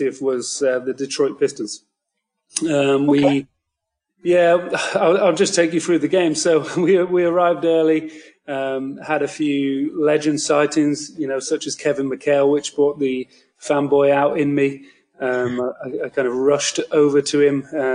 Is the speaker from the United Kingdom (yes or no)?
yes; United Kingdom; I am from the United Kingdom